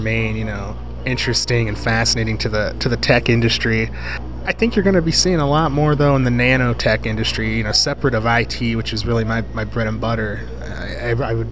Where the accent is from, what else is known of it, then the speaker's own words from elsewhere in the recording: Youngstown, Ohio, United States; also born or lived in Boardman, Ohio; now in Cleveland, United States; I'm from Youngstown